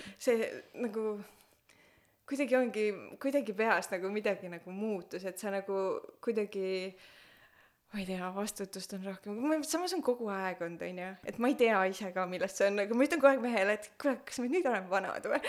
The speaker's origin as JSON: {"language": "Estonian", "town": "Pärnu", "region": "Pärnu County", "country": "Estonia", "moved": "yes", "said": "me oleme Pärnust pärit, vanemad kõik on Pärnus"}